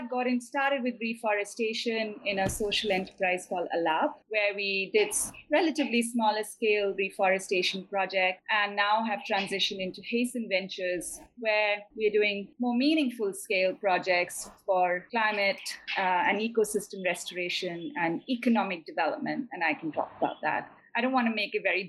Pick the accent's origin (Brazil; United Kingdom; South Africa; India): India; foothills of the Himalayas, northern India; that's also an area that I spent a lot of time growing up in India